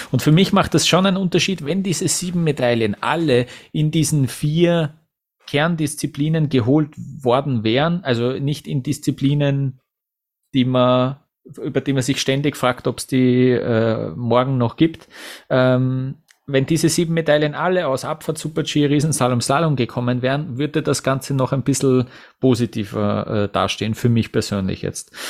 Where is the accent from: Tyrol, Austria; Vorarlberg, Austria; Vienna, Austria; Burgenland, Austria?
Vienna, Austria; Für mich als Wiener, als Außenstehenden wirkt so